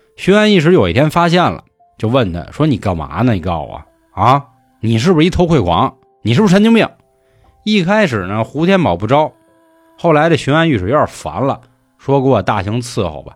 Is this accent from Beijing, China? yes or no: yes; Beijing, China; 咱们北京人的守护神兔儿爷